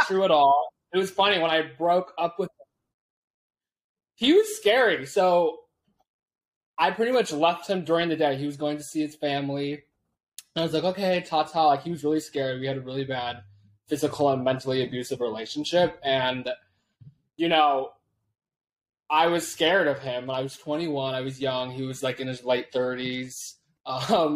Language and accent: English; Tenino, Washington, United States; I'm from a little town in Washington State called Tenino. No one ever knows where it's at. It's like a farm town, but it's about 2 hours south from Seattle in the Pacific Northwest. And, you know, I pretty much grew up in a cow field full of shit